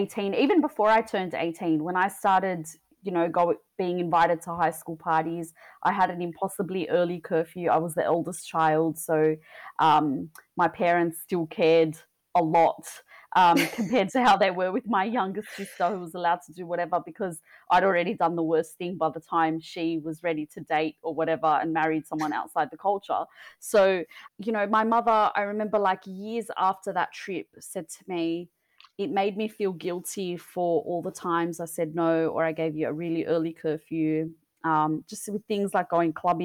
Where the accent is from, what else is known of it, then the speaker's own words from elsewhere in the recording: Australia; I was born and raised in Australia